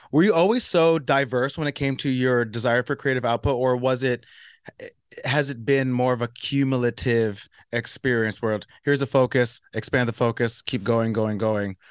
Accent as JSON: {"language": "English", "town": "South Orange", "region": "New Jersey", "country": "United States", "tie": "born or raised there", "moved": "yes", "lives_now": "Brooklyn, United States", "said": "South Orange. I was actually born"}